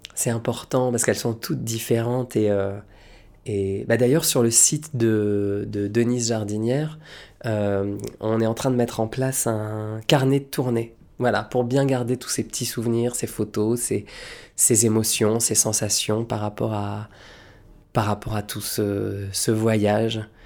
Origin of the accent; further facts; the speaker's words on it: Lille, Hauts-de-France, France; moved away; Lille, bah, c'est chez moi, parce que c'est là d'où je viens, c'est chez les ch'tis, c'est ma patrie, c'est mes terres, c'est mon enfance